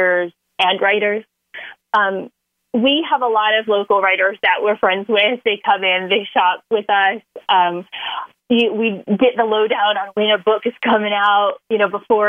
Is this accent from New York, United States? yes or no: no; Florida, United States; now in New Orleans, United States; I'm originally from Florida